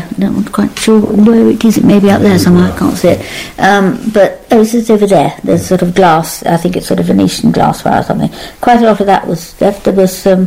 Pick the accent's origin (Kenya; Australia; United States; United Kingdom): United Kingdom; Berkshire, South East England; I was born and brought up in England